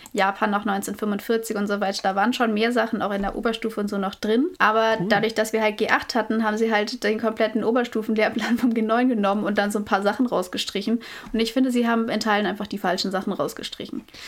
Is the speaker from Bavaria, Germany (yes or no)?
yes; Nuremberg, Bavaria, Germany; ich komme aus Nürnberg.